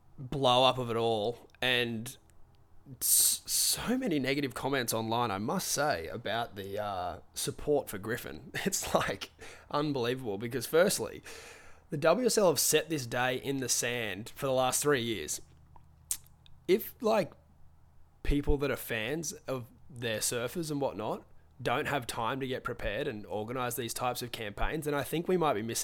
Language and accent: English; New Zealand; I'm actually a Kiwi.